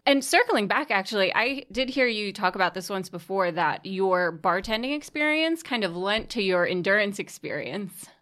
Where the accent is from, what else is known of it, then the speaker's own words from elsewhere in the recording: Staten Island, New York, United States; moved away; I'm originally from Staten Island